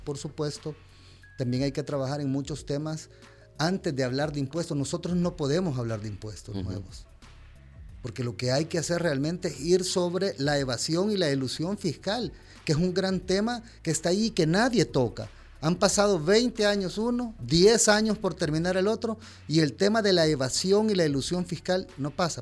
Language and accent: Spanish; El Salvador; como salvadoreños